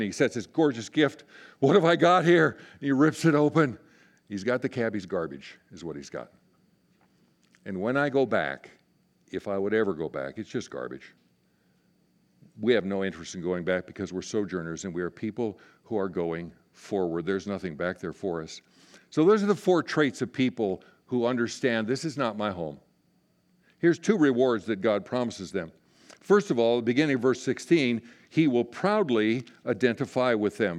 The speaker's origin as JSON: {"language": "English", "region": "Inner Mountain West", "country": "United States", "tie": "born or raised there", "moved": "as an adult", "said": "I was raised in the Inner Mountain West"}